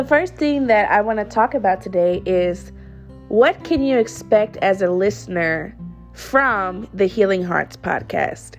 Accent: St. Louis, Missouri, United States; moved away as an adult; now in Austin, United States; I am currently in Austin, Texas, but I'm from St. Louis, Missouri originally

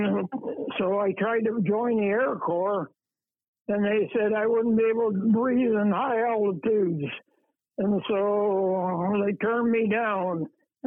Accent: Waterloo, Indiana, United States; I grew up in Waterloo, Indiana

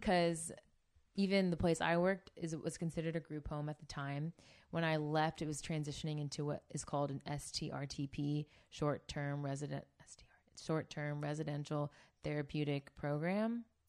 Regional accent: Bay Area, California, United States; moved away as an adult; also born or lived in Santa Barbara; now in Orange County, United States; I'm from the Bay Area.

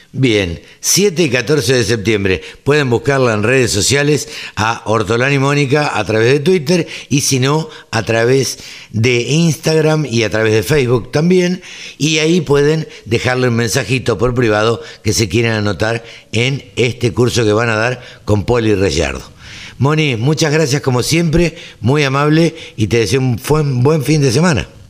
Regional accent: Maipú, Argentina; moved away; mi pueblo, a Maipú

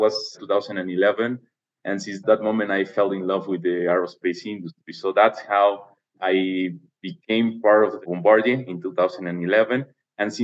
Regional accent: Puebla, Mexico; moved away; I'm originally from Puebla

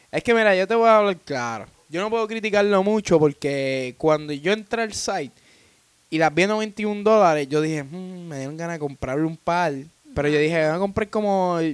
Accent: Puerto Rico; now in Florida, United States; somos los anónimos de Puerto Rico y residimos en Florida

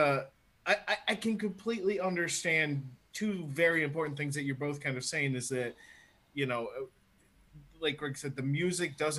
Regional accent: United States; now in Ireland; as the American in the group

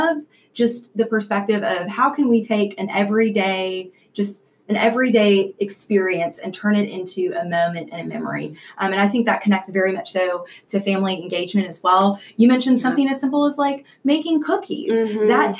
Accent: Canada; moved away; I am originally born and raised in Canada

